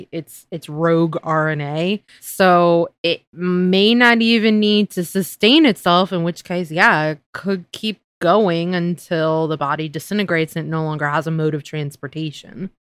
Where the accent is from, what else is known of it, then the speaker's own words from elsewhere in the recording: United States; as an American